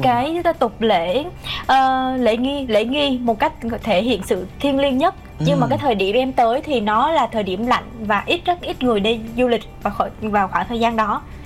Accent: Ho Chi Minh City, Vietnam; mình là một người Sài Gòn

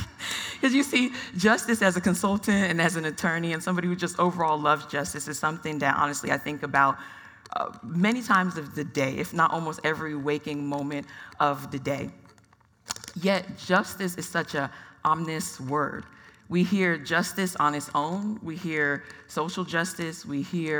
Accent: Atlanta, Georgia, United States; now in Phoenix, United States; I'm a first-generation Nigerian-American. I was born in Atlanta, Georgia

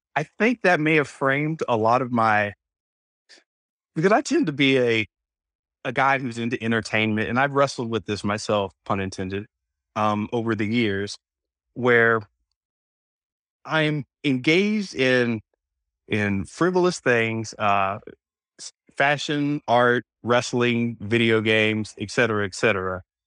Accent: Florida, United States; moved away; also born or lived in Oceanside; I grew up in Florida, so we say certain things certain ways

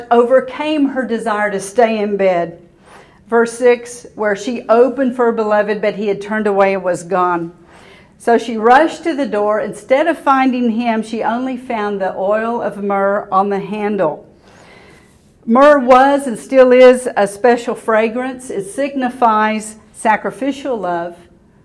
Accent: Waco, Texas, United States; I went to high school here. I grew up in Waco. So I was at Waco High.

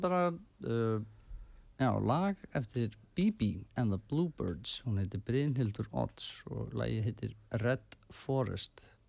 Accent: Reykjavík, Capital Region, Iceland; ég elst upp í Árbænum

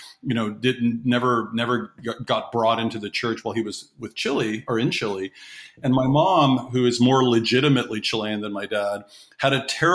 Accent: Toronto, Ontario, Canada; also born or lived in Guinea / Labrador, Newfoundland / northern Quebec; I was born in Toronto, Canada

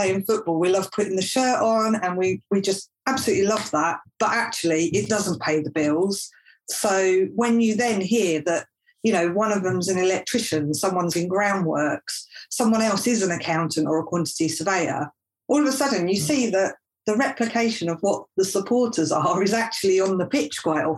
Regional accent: London, United Kingdom; moved away; also born or lived in Basingstoke; I was born in Greenwich, so we used to walk down from where we lived down to the valley.

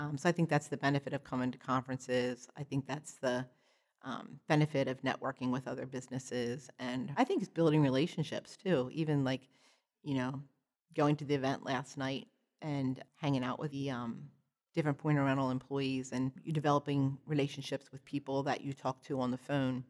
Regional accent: Perkasie, Pennsylvania, United States; I'm from, uh, Percocet, Pennsylvania, which is just about an hour north of Philadelphia

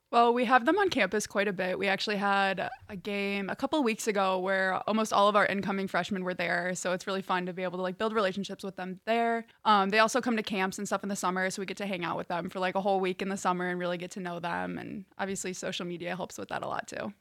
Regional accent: Chicago, Illinois, United States; moved away as an adult; now in Hillsdale, United States; I'm from the northwest suburbs of Chicago and Illinois

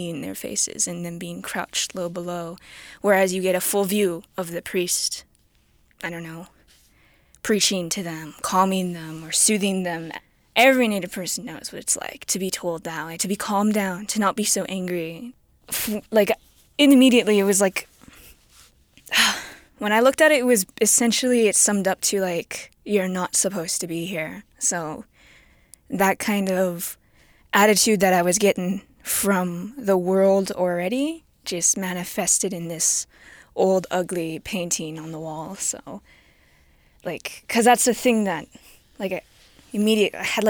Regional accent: Lac La Biche area, Alberta, Canada; I was raised in the Lac La Biche area, and of Plains Cree and Acadian French descent

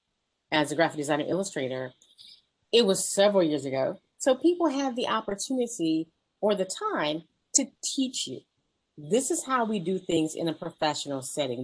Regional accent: Flint, Michigan, United States; I started out teaching art in my hometown. I'm originally from Flint, Michigan

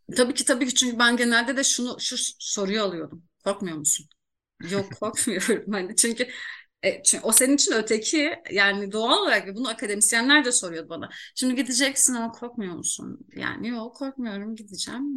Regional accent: Iğdır, Turkey; memleketim doğum yerim Iğdır

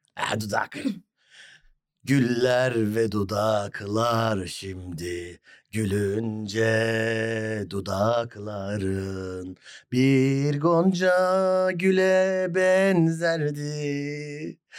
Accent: Hatay, Turkey; Ben Hataylıyım

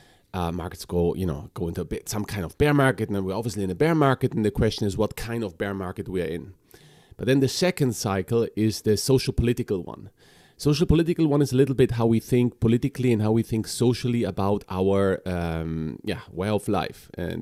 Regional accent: Chile; moved away as an adult; also born or lived in Bolivia; So we are, as a family, we're Germans, but from South America. So I grew up in Chile and Bolivia.

